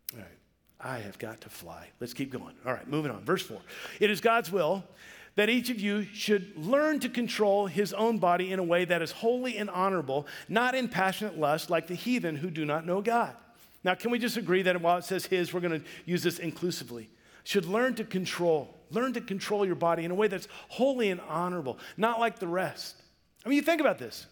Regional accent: Vancouver, Washington, United States; we grew up in Vancouver, Washington.

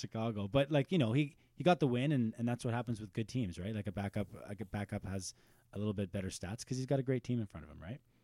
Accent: Pembroke, Ontario, Canada; we're from Pembroke

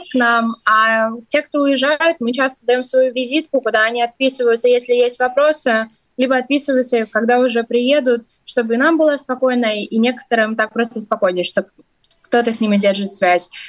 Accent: Ukraine; moved away as an adult; now in Latvia; Да, ну я, например, сама из Украины, тоже занимаюсь волонтерством, тоже приехала из-за войны.

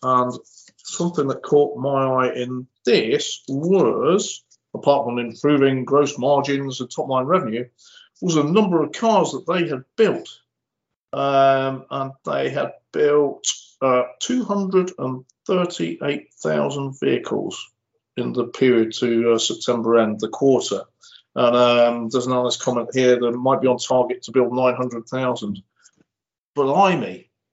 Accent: Cheshire, North West England, United Kingdom; I'm from Cheshire

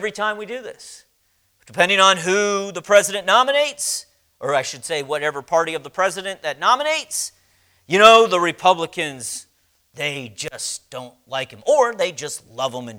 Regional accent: United States; I was born and raised in America

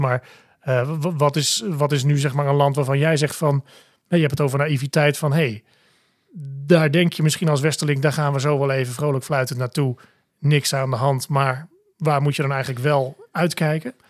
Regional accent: Netherlands; zijn wij Nederlanders

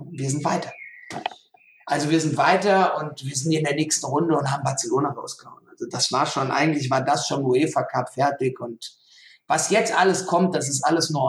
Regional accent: Frankfurt, Hesse, Germany; weil er weiß, ich bin Frankfurter

